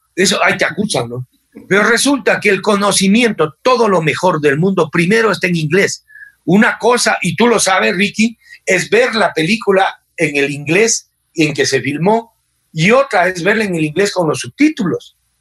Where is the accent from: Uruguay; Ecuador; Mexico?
Ecuador